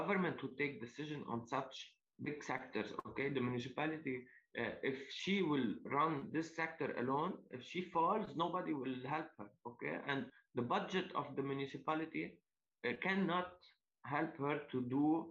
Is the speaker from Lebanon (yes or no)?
yes; Zibdin, Lebanon; I come from Zibdin. Zibdin, it's a lovely village in Lebanon.